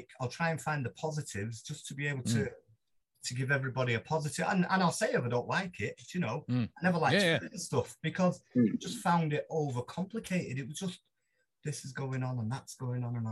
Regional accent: Manchester, North West England, United Kingdom; I'm a Mancunian

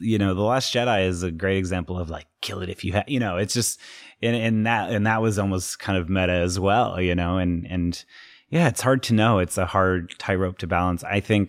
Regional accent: Utah, United States; my experience growing up in Utah. Are you Mormon? I would describe my parents as liberal Mormons

